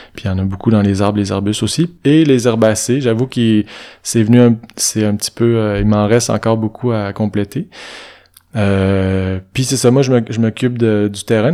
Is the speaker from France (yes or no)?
no; Saint-Ubalde, Quebec, Canada; moved away; je passe mes printemps à Saint-Tubal, qui est mon village natal.